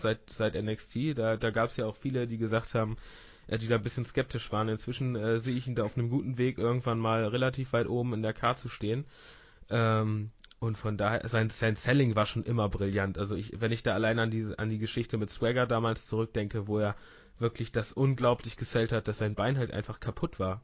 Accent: Northern Germany, Germany; ich bin auch Norddeutscher

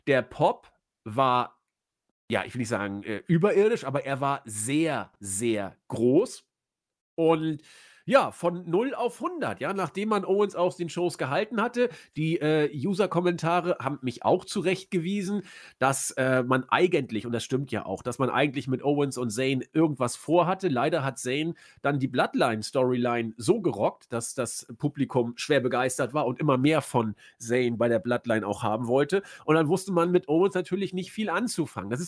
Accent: Austria; ich hätte fast gesagt, da muss man sich als Österreicher dran festhalten, aber die Deutschen sind ja bald auch raus aus dem Turnier.

